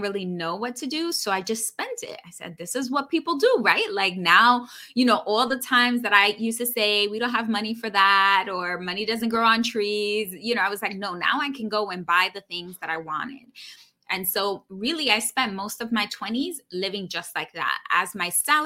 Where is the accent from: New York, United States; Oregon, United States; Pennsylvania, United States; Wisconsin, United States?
New York, United States; New York City; grew up born and raised in New York City, daughter of an immigrant